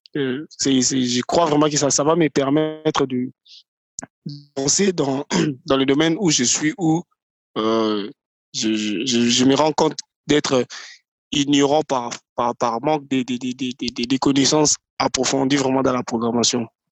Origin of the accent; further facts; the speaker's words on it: Kinshasa, DR Congo; Congolais euh, Congo Kinshasa, Kinshasa, voilà. Je suis résident, d'ailleurs, je, je, réside à Kinshasa. Je suis congolais, mon père est congolais, également ma mère aussi